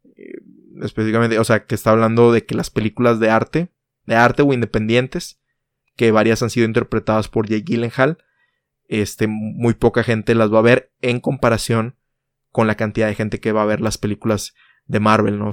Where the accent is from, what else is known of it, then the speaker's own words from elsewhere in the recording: Mexico; en mi país México